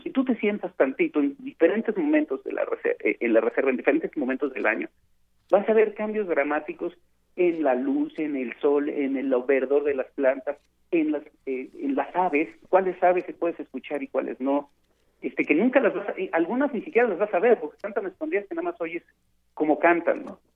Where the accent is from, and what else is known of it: Mexico